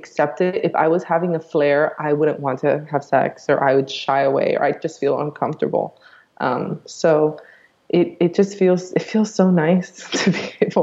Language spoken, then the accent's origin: English; Miami, Florida, United States; I grew up in Miami